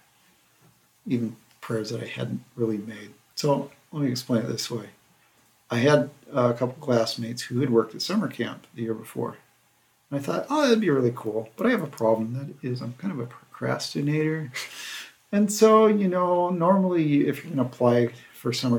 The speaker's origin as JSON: {"language": "English", "region": "Central California", "country": "United States", "tie": "born or raised there", "also_born_or_lived": "Nigeria / Monument Valley, Utah / Oklahoma", "said": "So I basically grew up in Central California."}